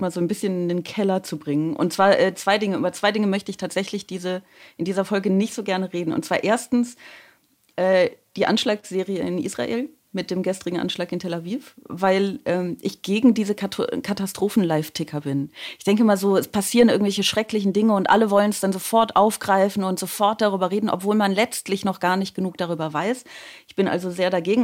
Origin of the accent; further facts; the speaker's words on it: Aachen, North Rhine-Westphalia, Germany; now in Baden-Württemberg, Germany; ich komme aus Aachen